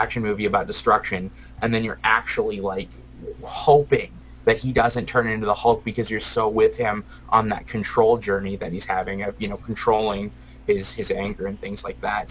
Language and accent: English; Midwest, United States; I'm I'm a tried and true Midwesterner.